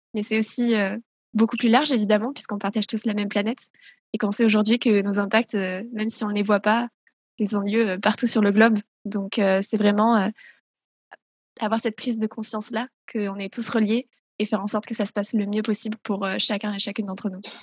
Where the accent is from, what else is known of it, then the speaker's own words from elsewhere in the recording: south-west France, France; je viens du sud-ouest de la France, dans lequel j'ai toujours grandi